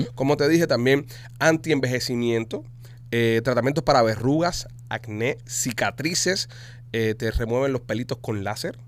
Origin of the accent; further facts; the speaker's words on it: Cuba; Nosotros, obviamente, no somos ecuatorianos, somos cubiches